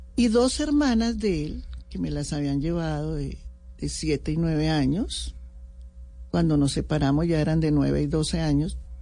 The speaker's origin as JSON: {"language": "Spanish", "country": "Colombia", "said": "yo fui admiradora profunda del M19 como muchos colombianos"}